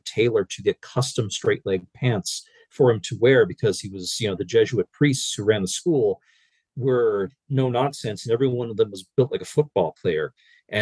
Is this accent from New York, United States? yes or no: no; Pennsylvania, United States; where I was raised in Pennsylvania